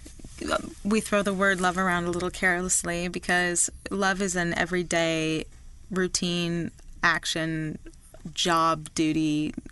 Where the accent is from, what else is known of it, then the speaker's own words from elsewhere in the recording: Vermont, United States; moved away; my home state of Vermont